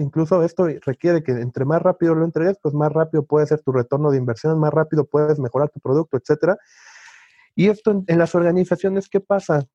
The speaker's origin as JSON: {"language": "Spanish", "country": "Mexico", "said": "Soy mexicano"}